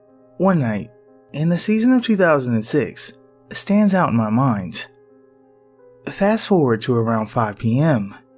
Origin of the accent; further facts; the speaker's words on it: Connecticut, United States; born there; I was born in Connecticut and have about 1% Native American blood in me from about 400 years ago.